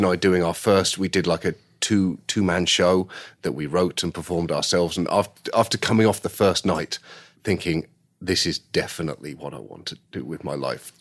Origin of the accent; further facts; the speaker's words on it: United Kingdom; as a British person